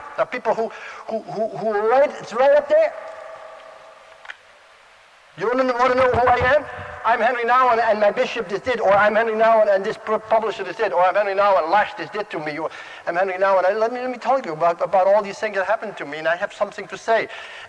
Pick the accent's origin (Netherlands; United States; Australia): Netherlands; Oh, he's from Holland too, you know, and we're both from Holland, same seminary.